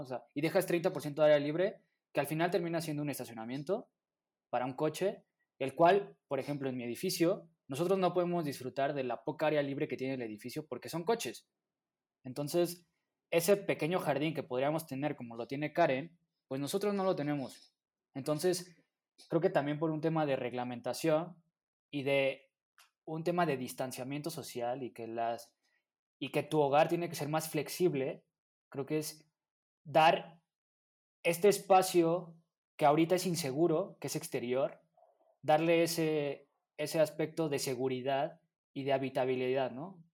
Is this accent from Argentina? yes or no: no; Mexico City, Mexico; nosotros como mexicanos, bueno, como, como habitantes de la Ciudad de México